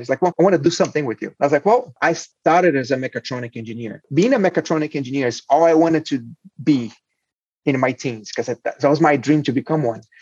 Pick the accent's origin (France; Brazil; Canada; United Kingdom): Brazil; moved away as an adult; now in United States; I'm, I'm Brazilian. I was born in Brazil. I went to a mechatronic engineering high school, then uh, went to law school